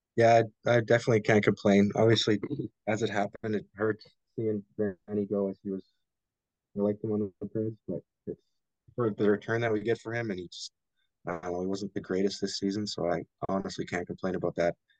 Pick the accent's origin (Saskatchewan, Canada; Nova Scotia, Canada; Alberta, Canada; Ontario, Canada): Alberta, Canada; Beaumont; we're from Beaumont, Alberta